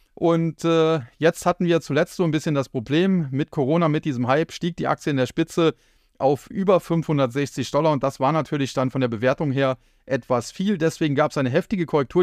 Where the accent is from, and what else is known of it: Germany